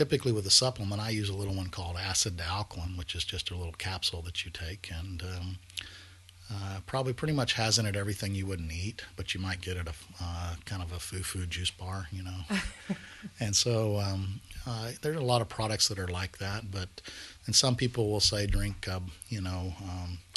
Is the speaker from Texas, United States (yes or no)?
yes; Texas, United States; as Texans, we like beef